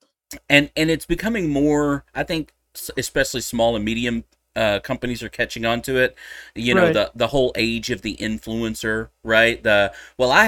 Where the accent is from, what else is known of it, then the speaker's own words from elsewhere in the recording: Texas, United States; I'm a Texan.